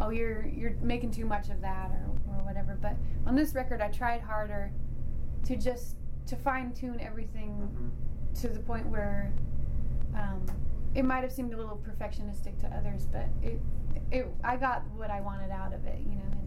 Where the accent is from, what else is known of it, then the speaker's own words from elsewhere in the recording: Idaho, United States; now in Boston, United States; growing up in Idaho